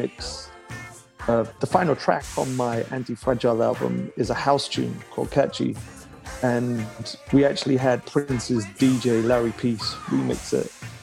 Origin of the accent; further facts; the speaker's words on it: Leeds, Yorkshire and the Humber, United Kingdom; accent: London; moved away; also born or lived in London; But I'm from Leeds originally, so my mum always used to like tease me as a kid, saying you pronounce things in the London fashion.